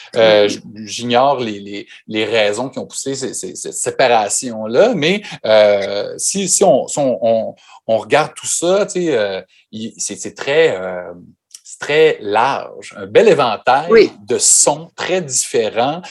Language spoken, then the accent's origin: French; Quebec, Canada; nous, au Québec